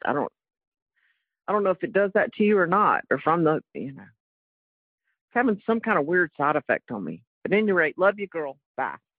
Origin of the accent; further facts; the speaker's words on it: North Carolina, United States; from North Carolina, but I gather you could have known that from my accent anyway